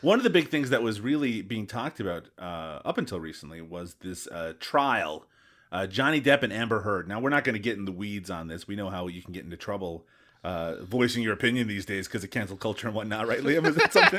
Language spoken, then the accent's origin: English; Newfoundland and Labrador, Canada; I'm from Newfoundland, as listeners of the show already know, and uh, that's an island